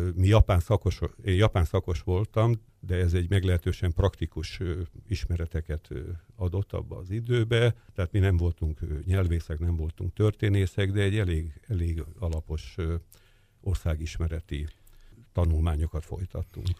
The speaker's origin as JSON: {"language": "Hungarian", "region": "Budapest", "country": "Hungary", "tie": "born or raised there", "said": "Én Kispesten nőttem fel"}